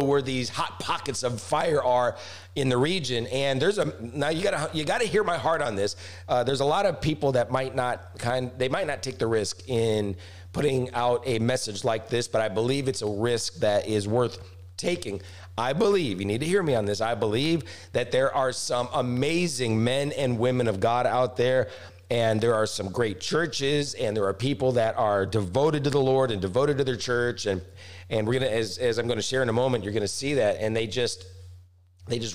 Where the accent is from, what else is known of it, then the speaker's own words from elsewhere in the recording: Branson, Missouri, United States; my hometown, the amazing Branson, Missouri.